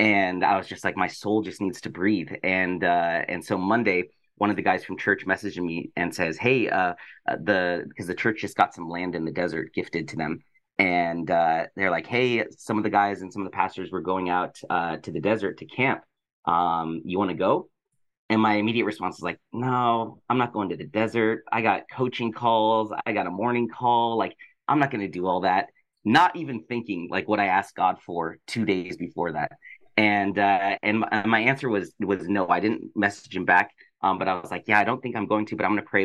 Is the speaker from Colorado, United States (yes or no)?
yes; Colorado, United States; now in Los Angeles, United States; I'm from Colorado, but I live